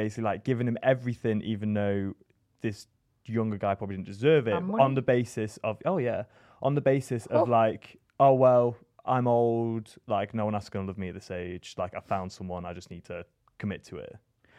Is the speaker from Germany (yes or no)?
no; West Midlands, United Kingdom; I'm from the West Midlands.